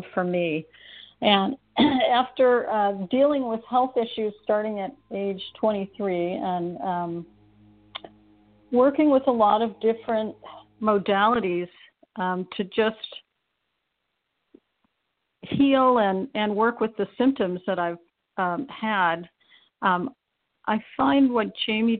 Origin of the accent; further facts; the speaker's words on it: Ohio, United States; being from Ohio myself, the Midwest